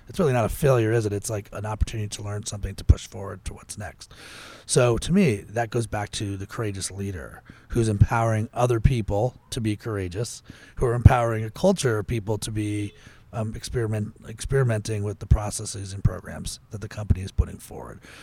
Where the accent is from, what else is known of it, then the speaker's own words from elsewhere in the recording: Potomac, Maryland, United States; I grew up in Potomac, Maryland, not a, not a terrible place to grow up